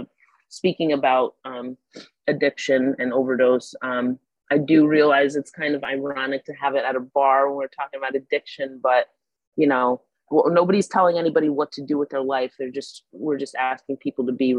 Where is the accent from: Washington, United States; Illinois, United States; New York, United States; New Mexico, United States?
New York, United States; Troy; I'm proud to be from Troy